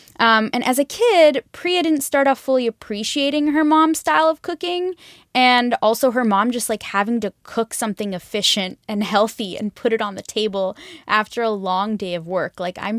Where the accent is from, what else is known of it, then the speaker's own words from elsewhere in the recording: Bay Area, California, United States; I'm from the Bay Area. Like I live in California.